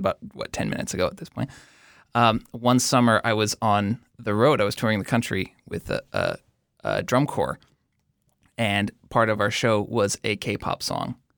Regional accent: Missouri, United States; also born or lived in Kuwait; I grew up in Missouri

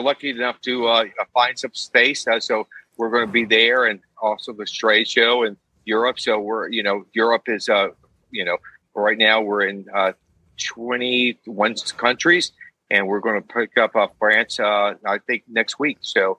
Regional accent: Tampa, Florida, United States; where are you from? Florida. Where in Florida? Tampa.

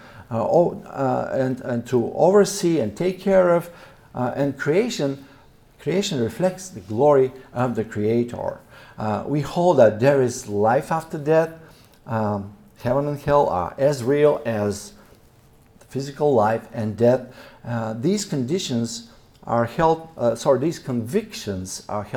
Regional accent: Varna, Varna Province, Bulgaria; my hometown, Varna

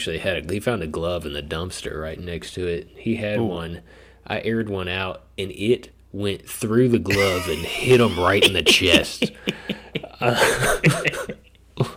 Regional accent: United States; as an American

